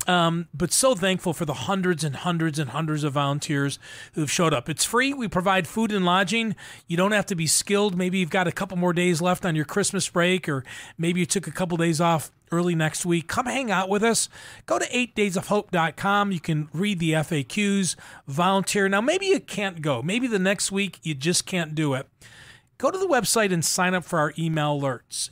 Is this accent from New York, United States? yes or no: yes; Buffalo, New York, United States; I grew up in Buffalo, New York